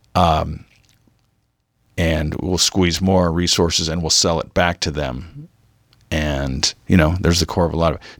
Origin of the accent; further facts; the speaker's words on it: Mission Viejo, California, United States; growing up in Orange County